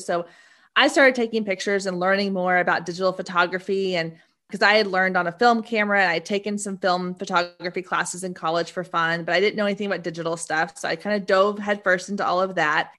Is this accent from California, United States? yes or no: no; Waco, Texas, United States; moved away; I grew up in Waco, Texas